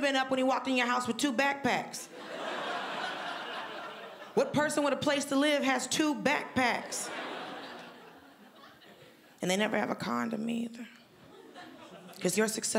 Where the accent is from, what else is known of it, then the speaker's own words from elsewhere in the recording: Georgia, United States; I'm from Georgia